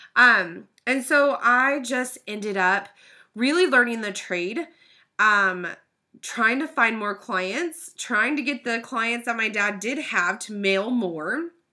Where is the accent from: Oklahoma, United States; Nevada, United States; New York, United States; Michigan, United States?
Oklahoma, United States; Oklahoma City; I was born and raised in Oklahoma City